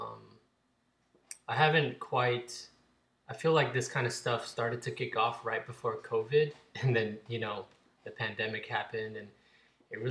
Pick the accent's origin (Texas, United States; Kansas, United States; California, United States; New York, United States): Texas, United States; Fort Worth; where I grew up in Fort Worth